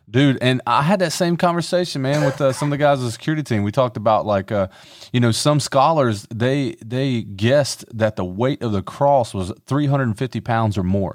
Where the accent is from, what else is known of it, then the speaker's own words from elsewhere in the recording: Conway, South Carolina, United States; I grew up in Horry County. I went to a lot of churches here